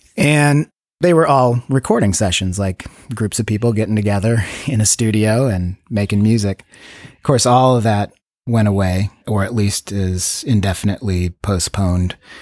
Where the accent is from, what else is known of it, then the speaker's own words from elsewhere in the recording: Chicago suburbs, Illinois, United States; now in Los Angeles, United States; I grew up in Chicago suburbs